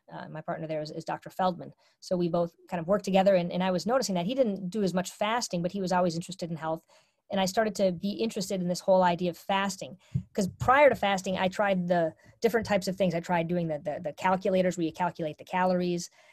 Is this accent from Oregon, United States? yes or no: no; Minnesota, United States; I was brought up in a culture where I'm from Minnesota